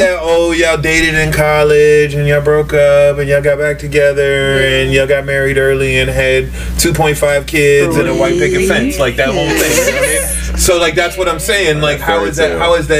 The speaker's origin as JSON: {"language": "English", "country": "United States", "said": "Instead of being Nigerian American, we're just some kids from the suburbs of D.C. Some African American kids from the suburbs of D.C."}